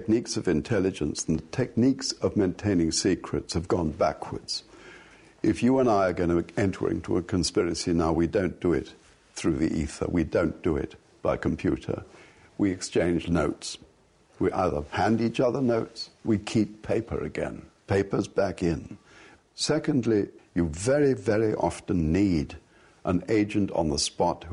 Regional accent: England, United Kingdom; I'm born and bred English. I'm English to the core.

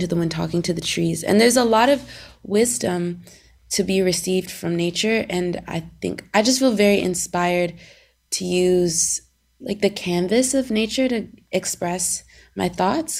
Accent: Seattle, Washington, United States; now in Los Angeles, United States; I grew up in Seattle

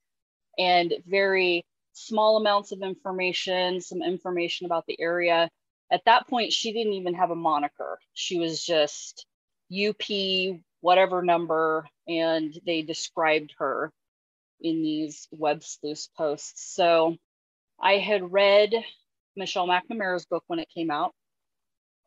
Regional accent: Union County, Oregon, United States; I thought I was pretty dialed in, you know, to my hometown

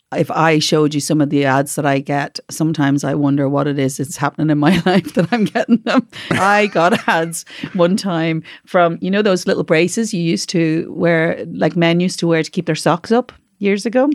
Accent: Dublin, Leinster, Ireland; also born or lived in Carrickfergus, Northern Ireland; now in Northern Ireland; I'm from Dublin

